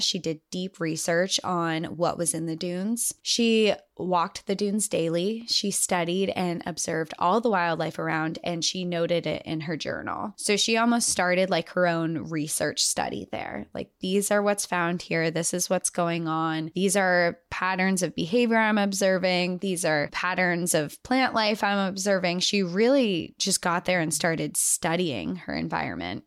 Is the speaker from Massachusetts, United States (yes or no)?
no; New Hampshire, United States; I'm from New England, I'm from New Hampshire